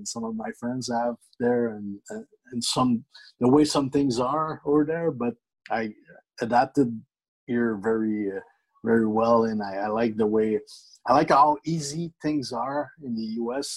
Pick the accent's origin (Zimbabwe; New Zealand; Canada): Canada; moved away as an adult; now in Dallas, United States; everybody knows we're from Canada, and it's always advertised that …'s Canadian everywhere we go. It's important to us. We're proud Canadians.